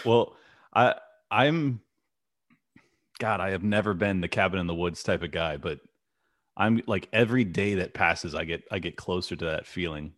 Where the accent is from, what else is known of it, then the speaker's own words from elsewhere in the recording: United States; as an American